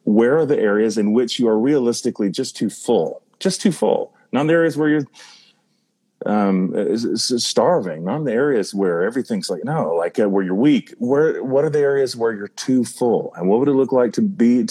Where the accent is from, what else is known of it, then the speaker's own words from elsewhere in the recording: North Carolina, United States; I'm from North Carolina